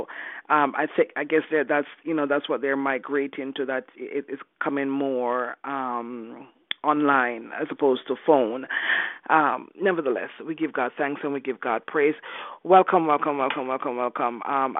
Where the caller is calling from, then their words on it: Canada; I'm calling from Canada?